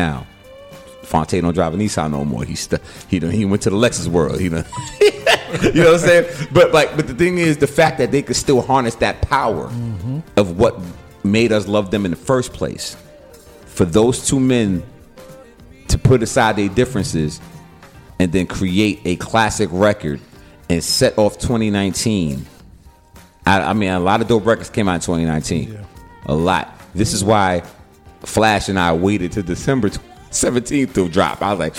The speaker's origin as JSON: {"language": "English", "town": "Bronx", "region": "New York", "country": "United States", "lives_now": "North Carolina, United States", "said": "I'm a New Yorker to the death. I am Bronx, New York. I am hip hop."}